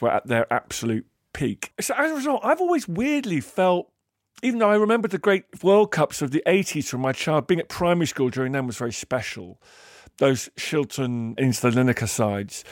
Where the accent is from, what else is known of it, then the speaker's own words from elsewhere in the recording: England, United Kingdom; being English.